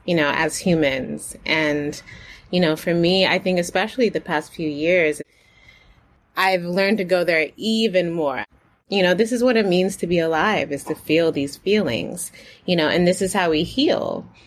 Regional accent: United States; born or raised there

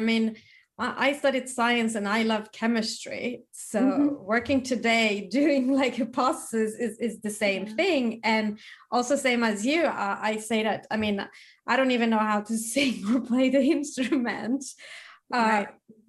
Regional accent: Sweden; growing up in Sweden

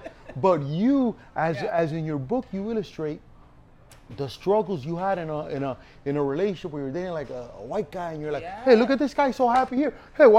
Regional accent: Cuba; moved away; also born or lived in Miami, United States; I was born in Cuba.

